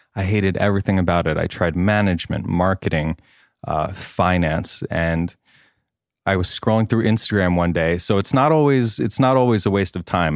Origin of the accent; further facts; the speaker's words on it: Great River, New York, United States; accent: Long Island; moved away as an adult; now in Los Angeles, United States; I'm thirty-two and I'm from Long Island, New York